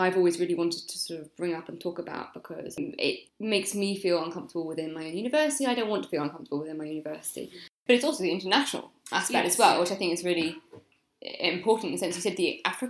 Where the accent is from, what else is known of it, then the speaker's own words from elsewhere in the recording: United Kingdom; I'm white and I'm from Britain.